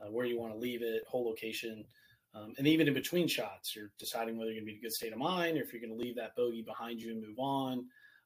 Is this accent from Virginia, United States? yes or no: yes; Virginia, United States; I'm from Virginia.